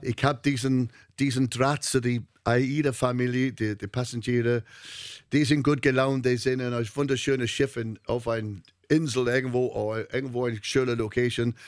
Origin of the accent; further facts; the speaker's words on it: North Wales, United Kingdom; German is a second language; moved away as an adult; now in Hamburg, Germany; ich komme aus Nordwales